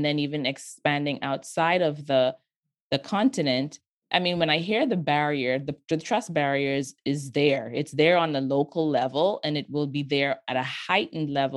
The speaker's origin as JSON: {"language": "English", "country": "Bahamas", "tie": "born or raised there", "said": "I grew up in the Bahamas"}